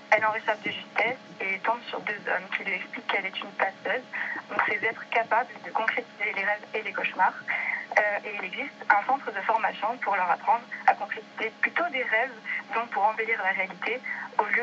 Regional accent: Lagos, Nouvelle-Aquitaine, France; moved away; j'ai grandi à Lagos à côté de Bordère.

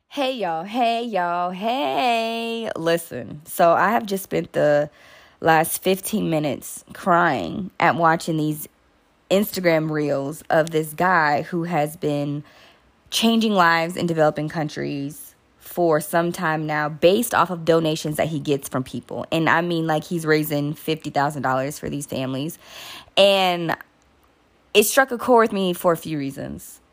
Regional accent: United States; I am American

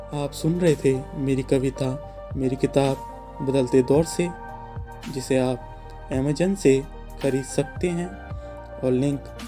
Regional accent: Ghaziabad, Uttar Pradesh, India; मैं गाजियाबाद उत्तर प्रदेश का रहने वाला हूं

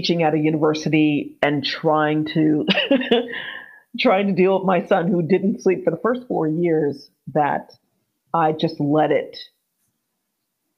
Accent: Miami, Florida, United States; moved away as an adult; also born or lived in Austin, Texas / Scotland; now in United Kingdom; I'm from Miami

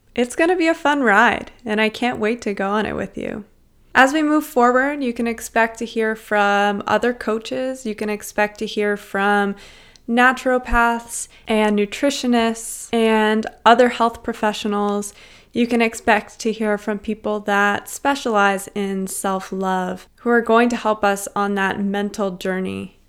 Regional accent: Cincinnati, Ohio, United States; now in Toronto, Canada; I grew up in Cincinnati, Ohio, in a small suburb called Wyoming

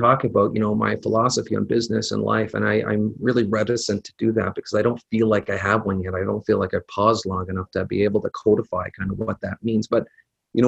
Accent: Ottawa, Ontario, Canada; born and raised in Ottawa here

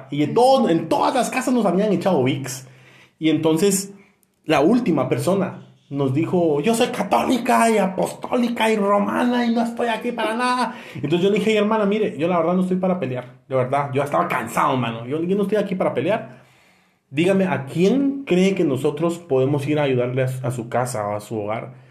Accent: Guatemala; yo soy de Guate.

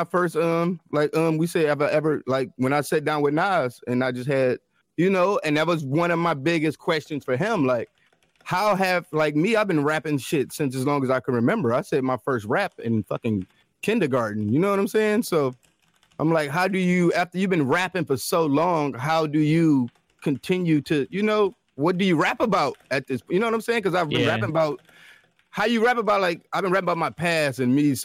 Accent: Detroit, Michigan, United States; I come from Detroit, and that's more of the open mic scene

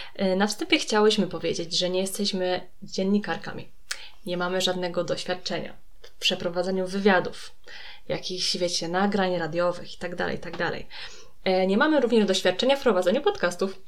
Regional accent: Poland; z terenów Śląska, Małopolski, czyli z terenów, z których pochodzimy, właśnie z Julką, obydwie

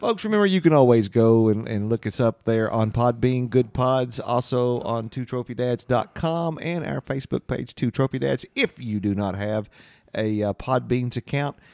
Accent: London, Kentucky, United States; Growing up in London

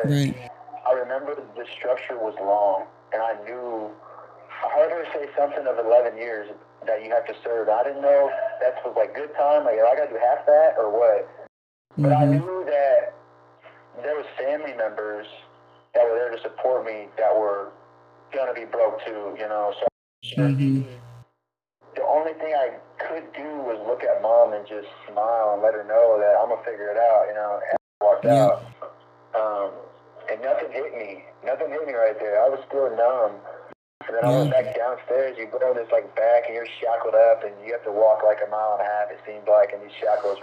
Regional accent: Lincoln, Nebraska, United States; I'm from Lincoln

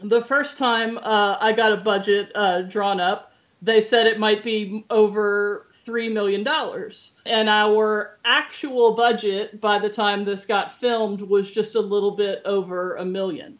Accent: Louisiana, United States; moved away; I grew up in Louisiana

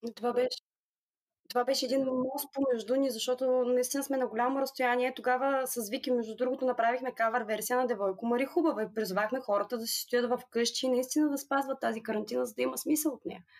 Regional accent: Burgas, Burgas Province, Bulgaria; Аз съм от Бургас и работя като юрисконсулт.

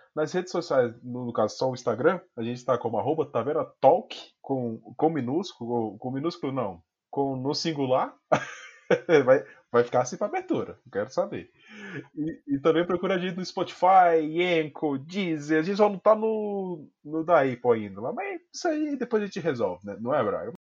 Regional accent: Brazil; Eu sou brasileiro

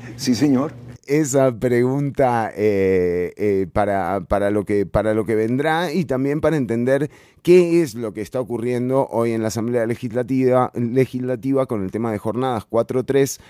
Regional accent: Costa Rica; con la que nos criamos, con la que yo hice la escuela acá? ¿no? O sea, ese, ese famoso ser costarricense

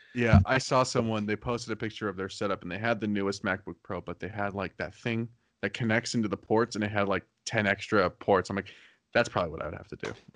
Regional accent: Arizona, United States; I'm from Arizona, so I don't have winter clothes

